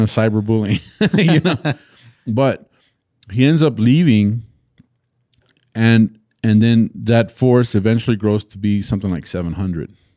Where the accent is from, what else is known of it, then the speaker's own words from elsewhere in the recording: Texas, United States; as a Texan